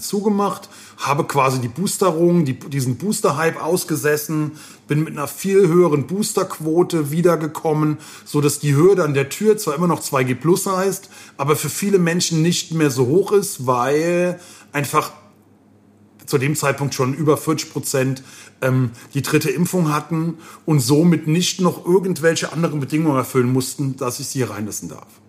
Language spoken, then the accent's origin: German; Koblenz, Rhineland-Palatinate, Germany; meiner Heimatstadt